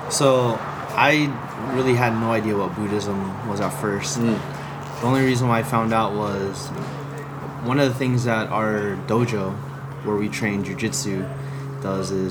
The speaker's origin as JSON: {"language": "English", "country": "Philippines", "said": "I, I think it's because I'm Filipino, I like to dance, right?"}